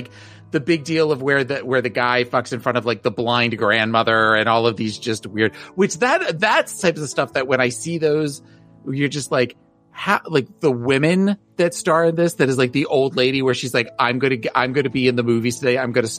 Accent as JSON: {"language": "English", "region": "Pennsylvania", "country": "United States", "said": "We're both from Pennsylvania Pennsylvania adjacent."}